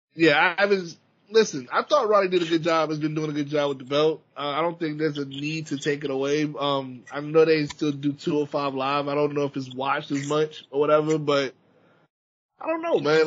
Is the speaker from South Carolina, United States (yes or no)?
yes; Charleston, South Carolina, United States; I'm from from Charleston, South Carolina